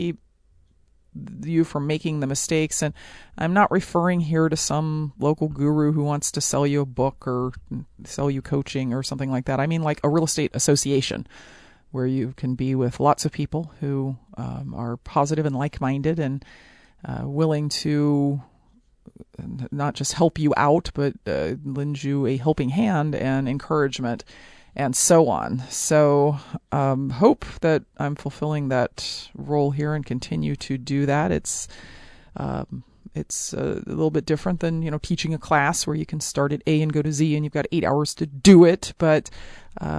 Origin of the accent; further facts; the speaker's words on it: Ohio, United States; I'm from Ohio